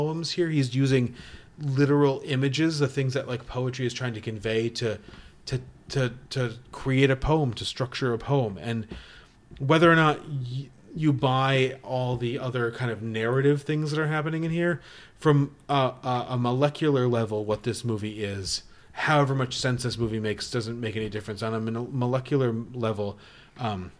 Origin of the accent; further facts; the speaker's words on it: Connecticut, United States; I was born in Connecticut